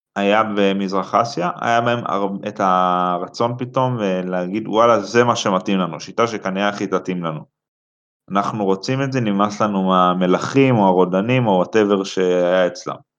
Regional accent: Central District, Israel; אני מהמרכז, 21

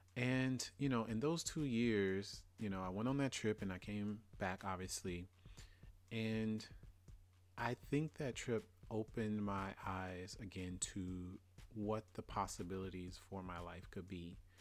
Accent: Louisiana, United States; I'm from Louisiana. And growing up, we, we moved maybe every two to three years

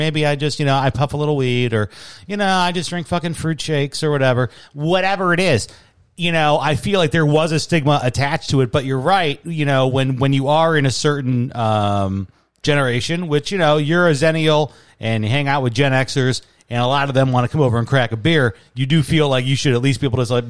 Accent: Chicago, Illinois, United States; moved away as an adult; now in Michigan, United States; I grew up in Chicago, we called it pop.

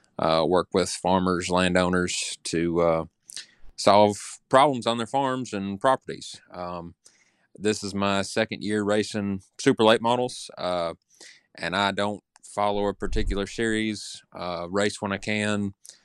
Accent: Clinton, Tennessee, United States; moved away as an adult; also born or lived in Kenosha, Wisconsin; now in Palmersville, United States; Well, I grew up in Clinton, Tennessee.

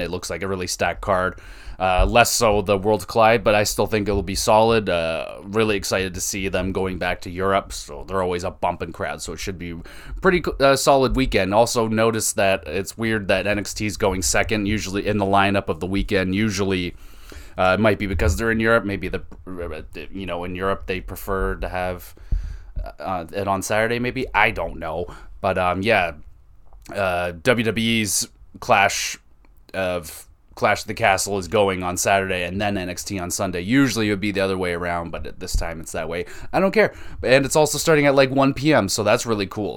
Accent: Canada; I'm not from Toronto, but I'm Canadian

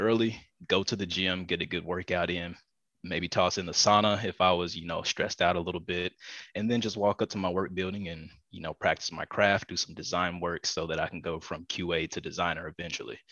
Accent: East Coast, United States; moved away; also born or lived in Pasadena, Los Angeles; I'm originally from the East Coast and moved over here to the West Coast

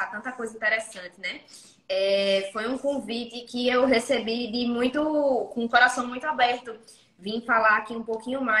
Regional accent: Pernambuco, Brazil; E eu sou do interior de Pernambuco. Então eu sou nascida e criada aqui no interior de Pernambuco. Nunca fui morar fora, nunca fui para outra cidade, nem nada do tipo.

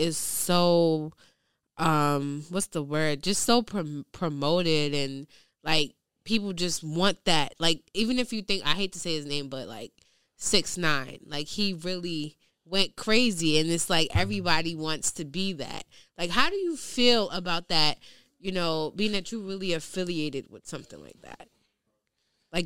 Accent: New York City, New York, United States; I'm from the hood. I'm from Southside, Jamaica, Queens. And I feel like because I grew up with a lot of people

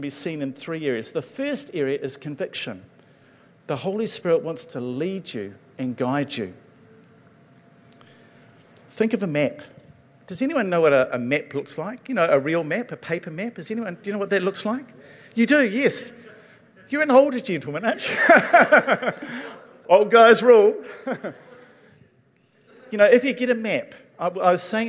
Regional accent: Levin, Manawatū-Whanganui, New Zealand; moved away; I grew up in Levin

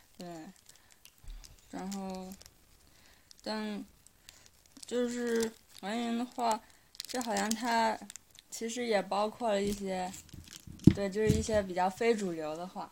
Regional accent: China; moved away; 我们中国人

